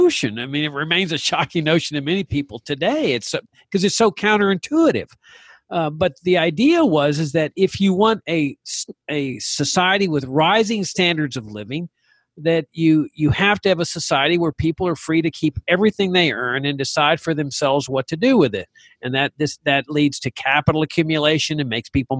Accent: Laredo, Texas, United States; I was practicing law in my hometown of Laredo, Texas.

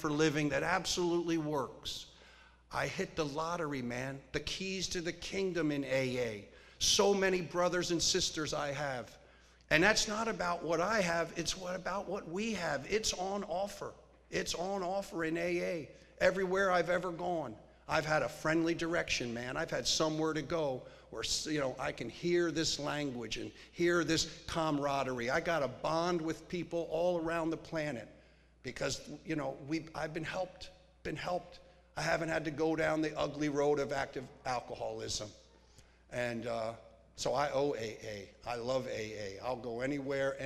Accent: Pennsylvania, United States; also born or lived in Studio City, California; now in Santa Barbara, United States; I grew up in Pennsylvania

